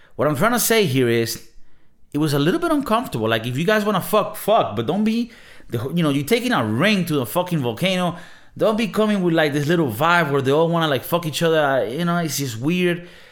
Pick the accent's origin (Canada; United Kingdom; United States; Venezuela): Venezuela; I come from Venezuela, right? In Venezuela, South American country